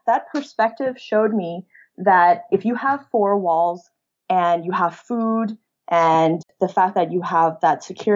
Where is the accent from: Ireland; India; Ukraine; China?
China; moved away; also born or lived in Canada; I actually grew up in China